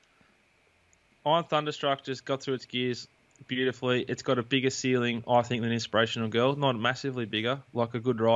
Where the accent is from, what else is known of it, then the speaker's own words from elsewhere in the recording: Queensland, Australia; did a 4X because I'm a Queenslander